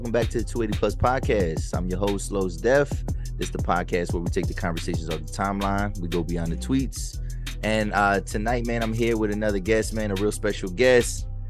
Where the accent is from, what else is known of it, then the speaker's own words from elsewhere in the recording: Pennsylvania, United States; you from where I'm from, PA